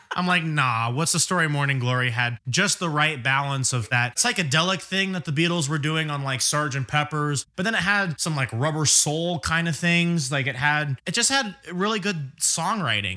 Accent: England, United Kingdom; me being English

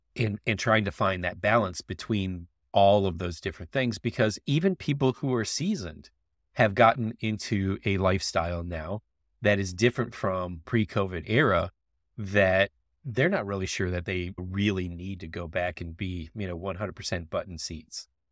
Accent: Florida, United States; I grew up in Florida

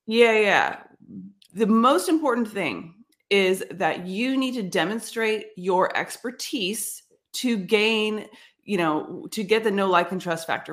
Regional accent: San Jose, California, United States; I grew up in San Jose

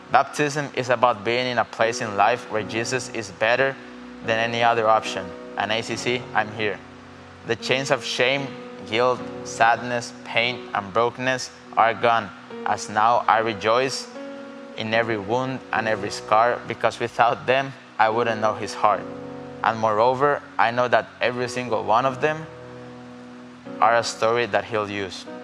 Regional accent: Costa Rica

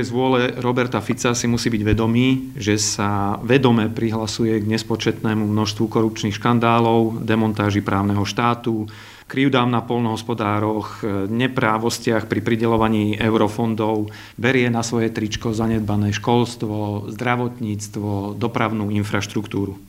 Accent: Banská Bystrica, Banská Bystrica Region, Slovakia; Ja sám pochádzam z Banskej Bystrice

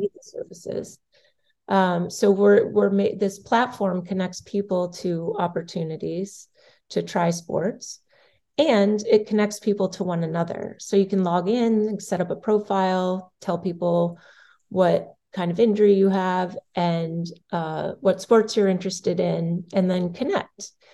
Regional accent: Massachusetts, United States; I grew up in Massachusetts

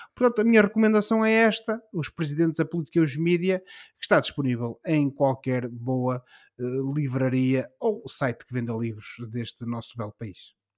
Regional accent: Portugal

